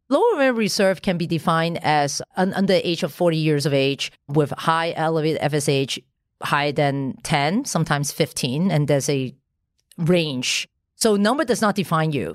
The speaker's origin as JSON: {"language": "English", "country": "Hong Kong", "tie": "born or raised there", "said": "I, I was born in Hong Kong"}